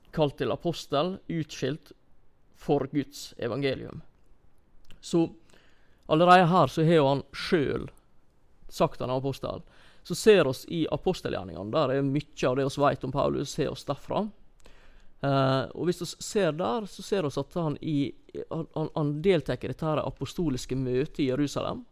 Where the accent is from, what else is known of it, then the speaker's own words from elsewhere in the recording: Norway; som nordmenn